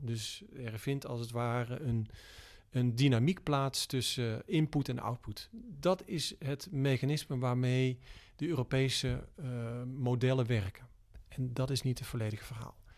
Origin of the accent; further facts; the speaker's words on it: Tilburg, North Brabant, Netherlands; geboren in Brabant, Tilburg, eh, in negentien drieënzeventig.